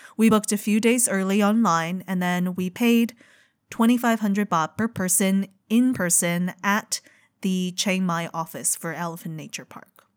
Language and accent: English; China; moved away; growing up in China